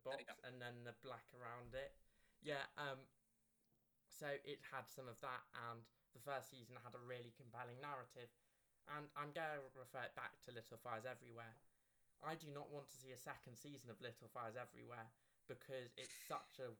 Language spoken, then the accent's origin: English; United Kingdom; we're both British